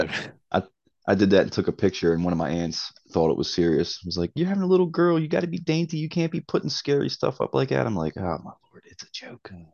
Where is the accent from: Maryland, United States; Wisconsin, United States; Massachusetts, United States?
Maryland, United States; Baltimore; also born or lived in Cape Coral, Florida; I'm, I'm from Baltimore